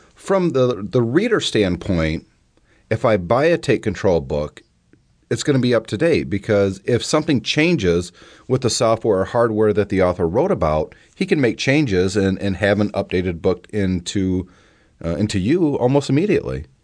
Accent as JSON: {"language": "English", "region": "the Midwest Rust Belt", "country": "United States", "tie": "born or raised there", "said": "When I was growing up, uh, I'm from the Midwest factory Rust Belt area."}